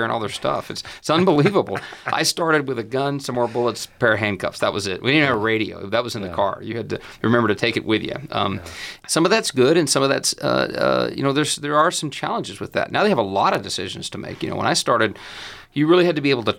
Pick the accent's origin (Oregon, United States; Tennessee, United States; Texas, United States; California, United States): Texas, United States; Amarillo; moved away as an adult; now in Lubbock, United States; Born and raised in Amarillo